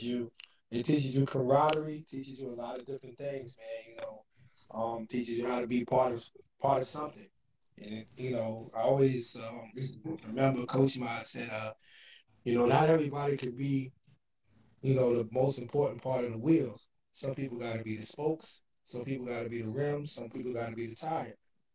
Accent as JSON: {"language": "English", "town": "Brooklyn", "region": "New York", "country": "United States", "tie": "born or raised there", "said": "East New York. East New York guy. Went to Canarsie, as you know. Spent a lot of time in Brownsville."}